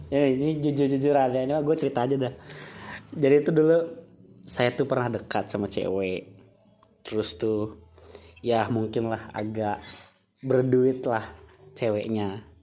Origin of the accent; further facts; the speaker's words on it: Java, Indonesia; contoh gue gue, gue dari Jawa, gue nolak SNMPTN itu nggak keterima anjir.